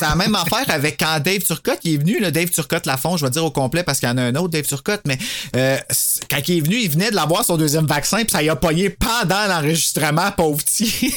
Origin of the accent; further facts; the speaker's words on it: Gatineau, Quebec, Canada; on vient tous de Gatineau